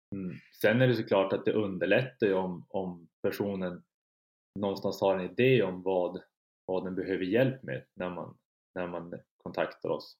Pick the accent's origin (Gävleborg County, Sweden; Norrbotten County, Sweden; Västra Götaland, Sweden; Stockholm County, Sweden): Norrbotten County, Sweden; Kiruna; moved away as an adult; now in Umeå, Sweden; jag har flyttat från, från Kiruna där jag är född och uppvuxen